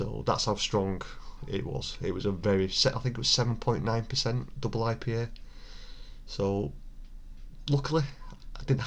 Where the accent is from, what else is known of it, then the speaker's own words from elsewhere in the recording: Bolton, North West England, United Kingdom; my hometown of Bolton